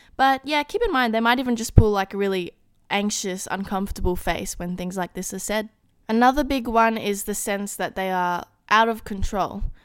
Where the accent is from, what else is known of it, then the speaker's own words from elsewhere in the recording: Australia; being Australian, I do not have a Taco Bell here